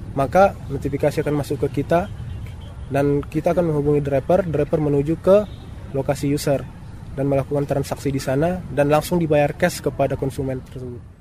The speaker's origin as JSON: {"language": "Indonesian", "area": "Mandailing Natal", "region": "North Sumatra", "country": "Indonesia", "also_born_or_lived": "Medan", "moved": "yes", "said": "saya uh, asalnya dari Mandailing Natal"}